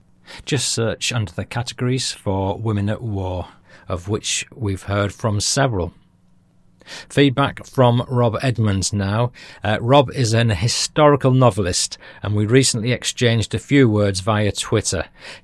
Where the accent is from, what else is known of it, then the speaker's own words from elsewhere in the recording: Australia; accent: Australian; just phoned to take the mickey out of my Australian accent